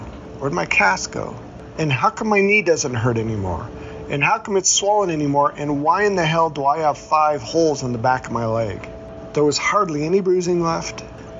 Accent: Denver, Colorado, United States; I grew up in Southwest Denver

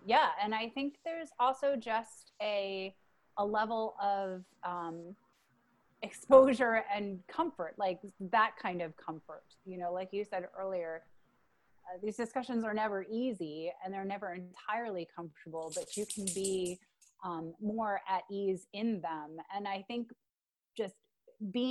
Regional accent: Long Island, New York, United States; I grew up in New York on Long Island

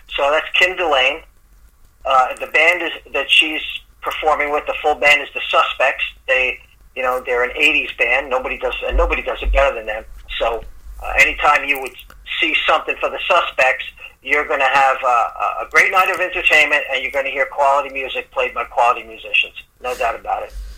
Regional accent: New York City, New York, United States; moved away as an adult; I'm originally from the Bronx.

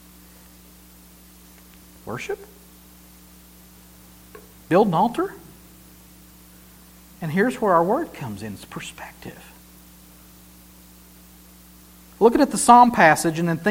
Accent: Helen, United States; I grew up in Helen. And I still live in Helen.

